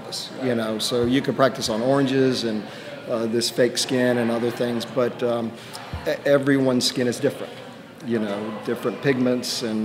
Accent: Lubbock, Texas, United States; moved away; I'm from Lubbock, Texas, and that's where I did a lot of my early work

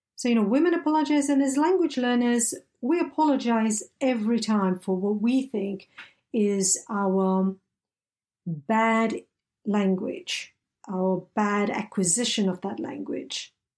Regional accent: Malaysia; first language English; I grew up in Malaysia, where I was immersed in diverse languages such as Malay, Tamil, Mandarin, Cantonese, Italian, and of course, English, my first language.

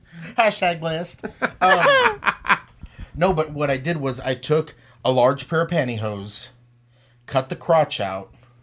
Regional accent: Texas, United States; moved away; also born or lived in Michigan; I'm from Texas.

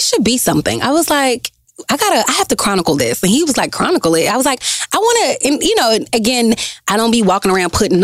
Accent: Dallas, Texas, United States; also born or lived in Grambling, Louisiana; I'm from Dallas, Texas

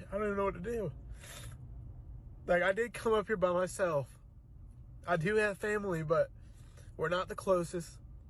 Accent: Ohio, United States; I'm originally from Ohio.

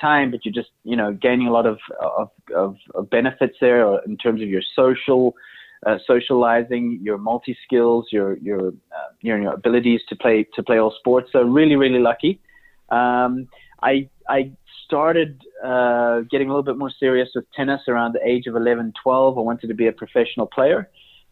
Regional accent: Johannesburg, Gauteng, South Africa; I was brought up in South Africa, which obviously has a very good climate. I was brought up in Johannesburg. That's where I went to school.

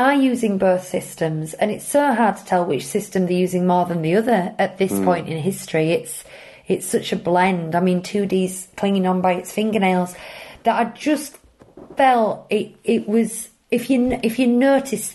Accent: United Kingdom; we're British

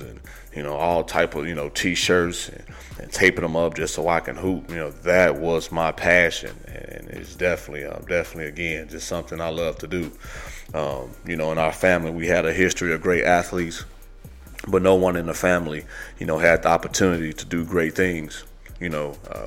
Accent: Gary, Indiana, United States; I was born in Gary, Indiana

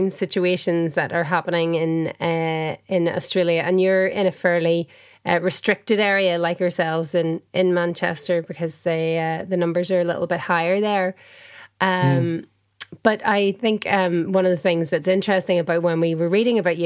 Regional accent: Ireland; I'm Irish.

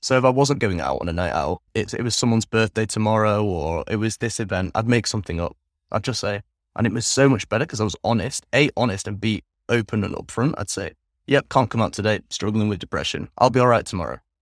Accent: England, United Kingdom; moved away as an adult; also born or lived in Netherlands; now in Vietnam; I grew up primarily in England, from the ages of three until twenty-two

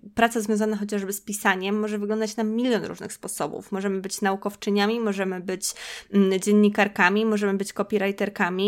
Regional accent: Podlaskie Voivodeship, Poland; moved away as an adult; also born or lived in Warsaw; ja pochodzę z Podlasia, no i chodziłam do szkoły w Białymstoku

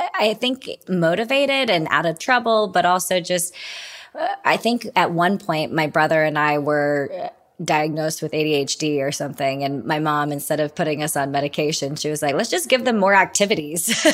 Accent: Utah, United States; we grew up in Utah

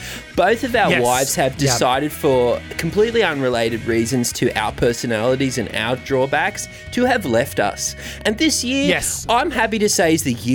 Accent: Australia; I've been there as an Australian. I go there quite often.

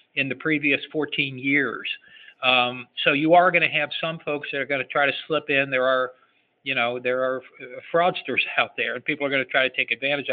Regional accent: Cincinnati, Ohio, United States; I'm from Cincinnati, Ohio

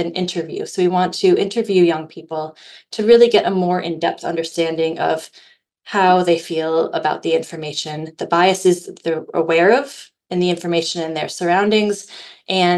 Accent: United States; moved away as an adult; now in Northern Ireland, United Kingdom; where I grew up in the United States

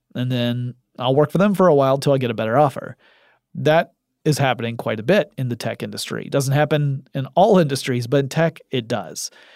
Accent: Atlanta, Georgia, United States; my hometown of Atlanta

